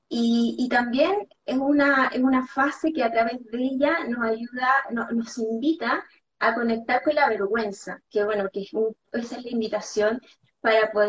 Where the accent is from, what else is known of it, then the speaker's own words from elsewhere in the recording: Chile; moved away as an adult; now in Barcelona, Spain; empecé con estudiar coaching, eh, que me fui de Chile a Barcelona